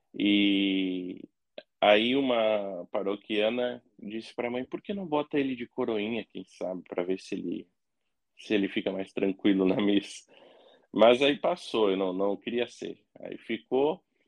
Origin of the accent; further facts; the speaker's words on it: Cachoeirinha, Rio Grande do Sul, Brazil; also born or lived in Esteio; eu cresci e passei a infância e adolescência em Cachoeirinha